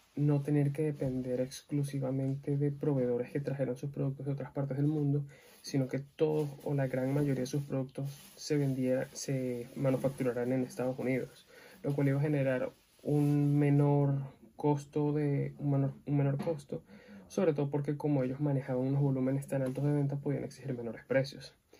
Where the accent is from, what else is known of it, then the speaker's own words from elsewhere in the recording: Venezuela; soy venezolano